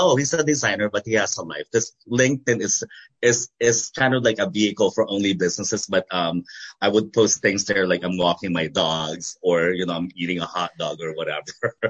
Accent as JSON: {"language": "English", "country": "United States", "said": "where I am today because of the people that influenced me and guided me and inspired me, you know, being an American."}